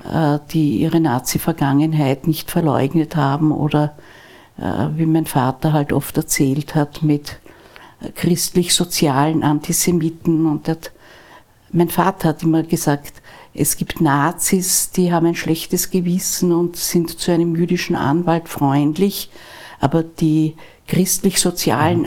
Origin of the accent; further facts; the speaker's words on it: Vienna, Austria; Wir sind ja aus Wien alle